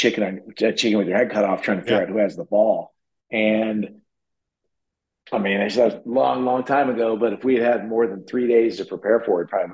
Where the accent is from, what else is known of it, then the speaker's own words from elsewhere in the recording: Kansas, United States; I'm from Kansas, played 3A football.